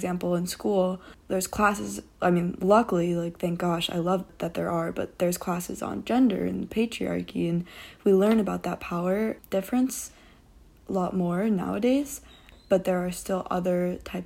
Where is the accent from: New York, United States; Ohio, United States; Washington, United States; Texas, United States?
New York, United States; moved away as an adult; now in Los Angeles, United States; my hometown, which is a very predominantly white area in New York, a suburban town